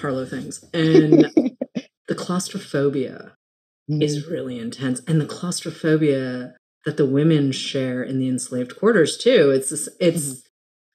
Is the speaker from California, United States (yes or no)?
no; Massachusetts, United States; moved away; also born or lived in Los Angeles / New York; I grew up in Massachusetts